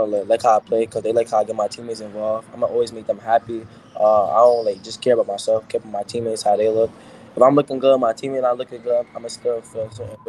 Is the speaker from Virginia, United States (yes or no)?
no; New York, United States; I'm from New York, so I listen to drill music a little bit.